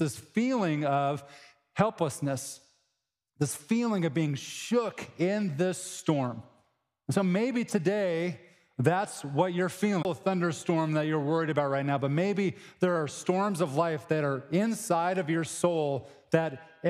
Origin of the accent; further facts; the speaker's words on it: Cheyenne, Wyoming, United States; moved away; I grew up in Cheyenne, Wyoming